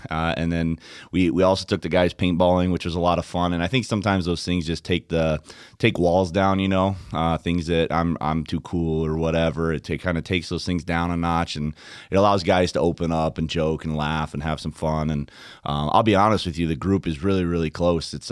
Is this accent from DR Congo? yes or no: yes; DR Congo; moved away; yeah, I was born in the Democratic Republic of the Congo, um, and my parents were missionaries there.